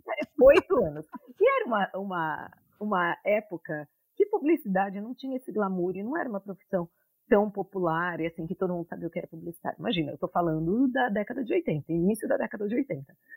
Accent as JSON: {"language": "Portuguese", "town": "Santos", "region": "São Paulo", "country": "Brazil", "moved": "as an adult", "lives_now": "New York, United States", "said": "Eu sou de Santos"}